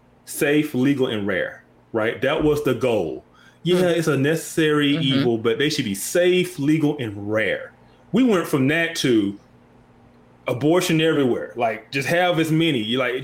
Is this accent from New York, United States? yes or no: no; Birmingham, Alabama, United States; I'm from Birmingham, Alabama